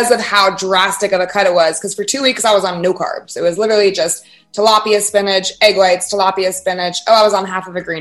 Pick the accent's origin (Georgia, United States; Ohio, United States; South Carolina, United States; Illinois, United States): Georgia, United States; Fayetteville; I grew up in South Atlanta, so I've never experienced Atlanta, Fayetteville, Georgia